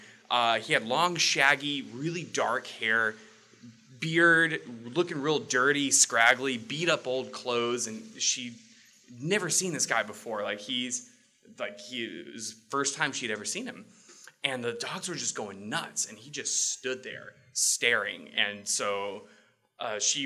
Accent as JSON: {"language": "English", "region": "Texas", "country": "United States", "moved": "as an adult", "lives_now": "Sitka, United States", "said": "I'm originally from Texas"}